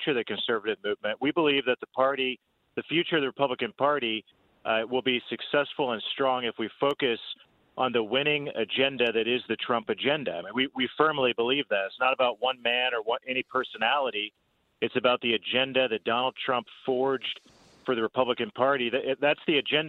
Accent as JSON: {"language": "English", "region": "Indiana", "country": "United States", "said": "I come from Indiana. I served in the State House"}